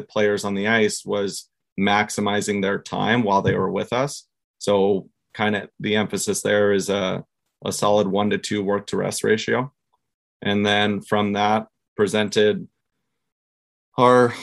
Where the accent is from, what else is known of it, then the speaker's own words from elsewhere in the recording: Southern California, United States; I grew up here in Southern California